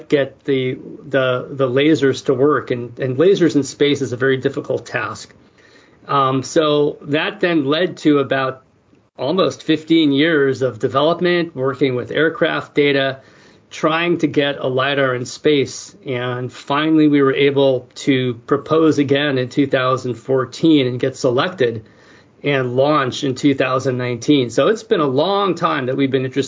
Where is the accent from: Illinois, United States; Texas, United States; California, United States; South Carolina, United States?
California, United States; San Francisco; I grew up in San Francisco